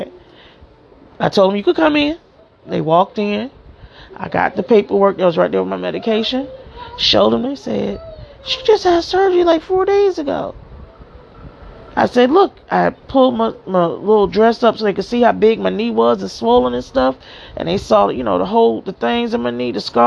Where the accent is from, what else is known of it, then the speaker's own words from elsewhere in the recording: Miami, Florida, United States; moved away as an adult; also born or lived in New Jersey; I was born and raised in Miami, Florida, in Liberty City